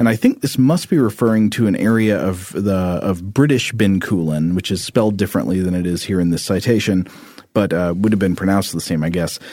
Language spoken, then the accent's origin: English; Chattanooga, Tennessee, United States; my hometown newspaper. The Chattanooga Times Free Press